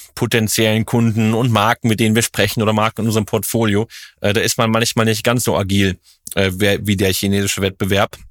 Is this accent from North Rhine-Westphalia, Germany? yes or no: yes; Cologne, North Rhine-Westphalia, Germany; in Köln, in meiner Heimatstadt